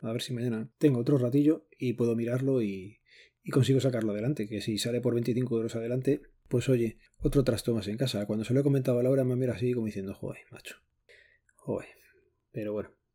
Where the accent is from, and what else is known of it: Spain